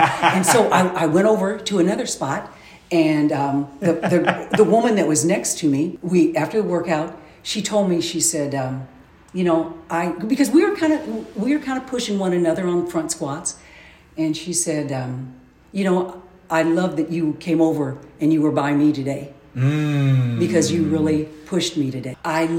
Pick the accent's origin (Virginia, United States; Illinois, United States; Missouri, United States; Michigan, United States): Illinois, United States; Decatur; also born or lived in Tennessee; now in Springfield, United States; I was born, and then we moved to Decatur. My mom and dad and my four sisters, I grew up and lived in Decatur basically all my life.